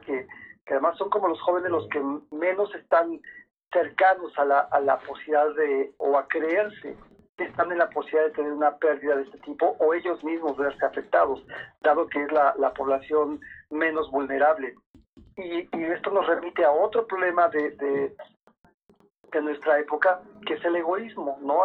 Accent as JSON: {"language": "Spanish", "country": "Mexico", "said": "somos tantos mexicanos"}